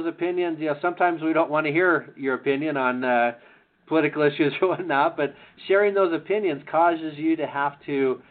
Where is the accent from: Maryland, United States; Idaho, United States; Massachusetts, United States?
Idaho, United States; now in Utah, United States; I grew up in Idaho